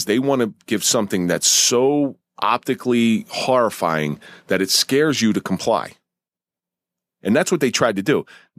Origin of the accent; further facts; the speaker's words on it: Atlantic City, New Jersey, United States; now in New York, United States; Well, I remember the first time I moved up here from South Jersey. I'd never been to New York.